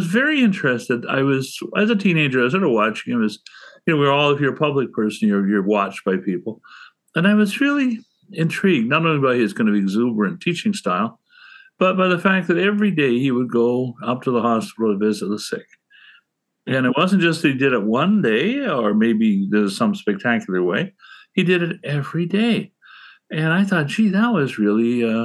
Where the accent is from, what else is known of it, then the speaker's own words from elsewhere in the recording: Guelph, Ontario, Canada; also born or lived in Toronto; I grew up in Guelph